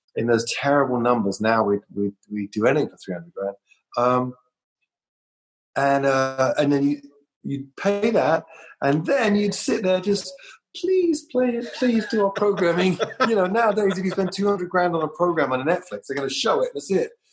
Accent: London, United Kingdom; moved away as an adult; I came from London.

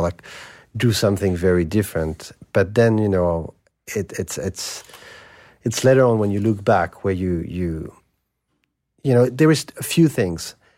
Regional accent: Paris, Île-de-France, France; I grew up in Saint-Germain-des-Prés.

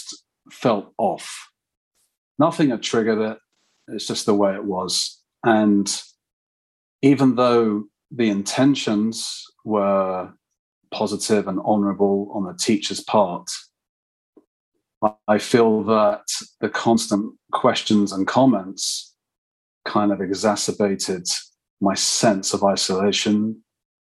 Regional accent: London, United Kingdom; I'm a Londoner, as you gathered probably, and I grew up in London

